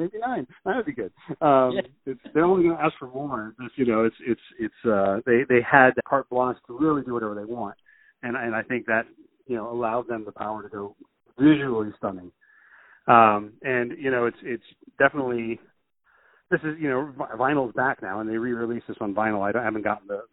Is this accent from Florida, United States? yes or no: no; Yorktown, Virginia, United States; growing up in Hand Roads, Virginia, down in Yorktown